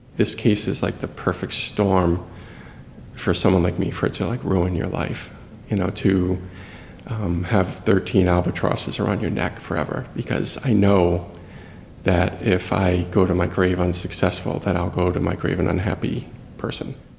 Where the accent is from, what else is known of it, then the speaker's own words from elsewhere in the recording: Providence, Rhode Island, United States; I'm from Providence